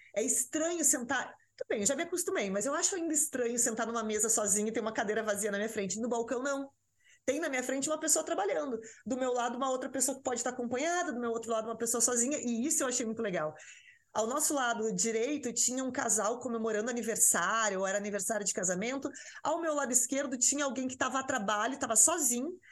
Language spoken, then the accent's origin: Portuguese; the South, southern Brazil, Brazil; moved away as an adult; now in São Paulo, Brazil; eu sou do Sul